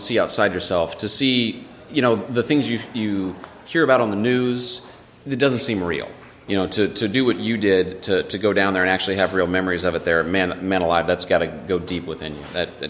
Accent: Southern Illinois, United States; I'm born and raised in Southern Illinois.

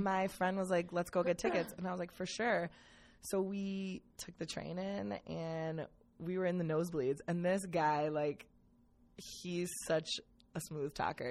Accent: Cleveland, Ohio, United States; the house I grew up in in Cleveland was a speakeasy

